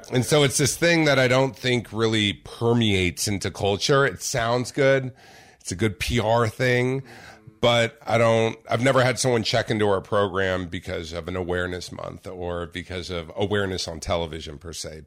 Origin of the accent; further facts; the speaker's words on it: Orange County, California, United States; I grew up in Orange County, California